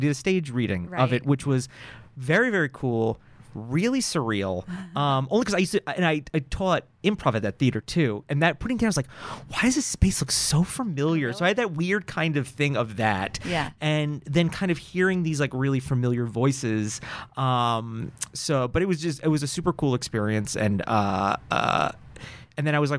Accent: New York, United States; So California was new to me. I came from New York

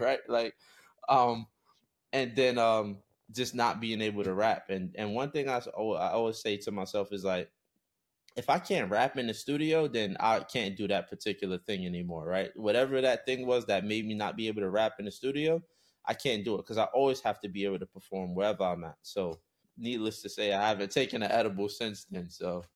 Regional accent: New York, United States; I come from New York, and that's the U S

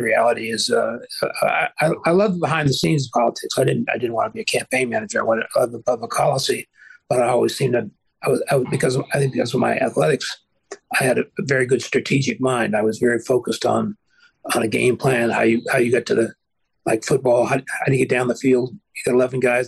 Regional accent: Vallejo, California, United States; I grew up in Vallejo

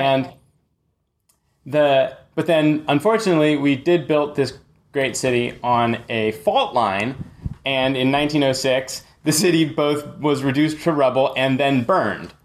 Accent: San Francisco, California, United States; I'm actually from, uh, grimy San Francisco. I grew up in Haight Ashbury

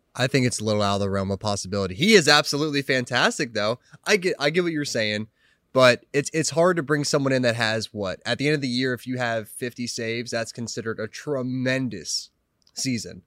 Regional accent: Cleveland, Ohio, United States; I'm from the Ohio area, like the Cleveland

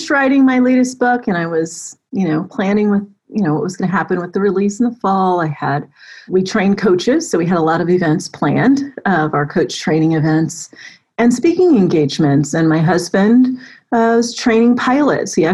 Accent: Florida, United States; born there; also born or lived in Germany / Colorado / California / Texas; now in Atlanta, United States; I was born in North Florida. We lived in Germany, Colorado. I've lived in California, Texas for eight years, Maryland, DC, and now I've been in Atlanta for over a decade, amazingly.

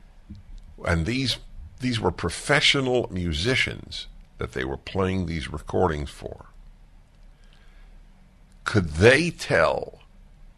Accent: New York, United States; I grew up in New York, and I grew up listening to two classical music stations, WQXR and WNCN.

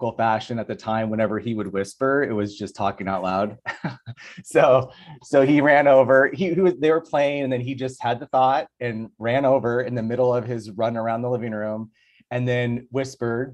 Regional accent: Tucson, Arizona, United States; now in Los Angeles, United States; I'm from Tucson.

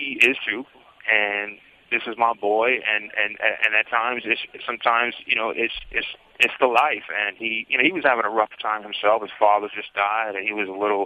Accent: New York City, New York, United States; also born or lived in Brooklyn; I grew up in Hell's Kitchen

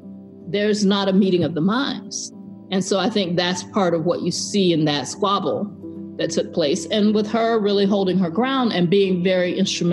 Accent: Georgia, United States; Really, it was the 70s when I grew up in Georgia and had any kind of awareness of all of this.

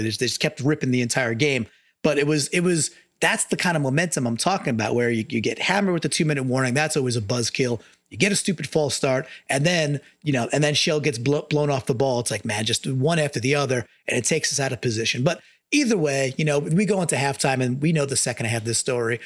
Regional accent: Long Island, New York, United States; moved away; I'm from Long Island. I grew up surrounded by Jets fans.

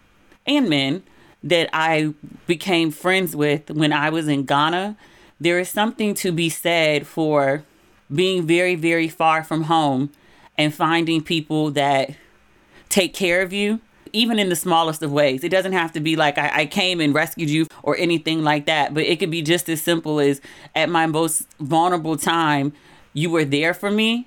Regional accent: Maryland, United States; accent: Maryland; moved away as an adult; my Maryland accent

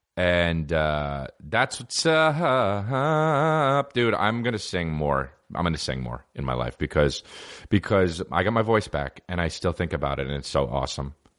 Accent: New Jersey, United States; I'm from New Jersey

